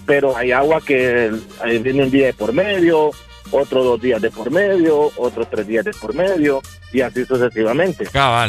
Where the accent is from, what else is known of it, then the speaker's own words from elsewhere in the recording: San Pedro Sula, Cortés, Honduras; now in Tegucigalpa, Honduras; mi pueblito. Ah, en San Pedro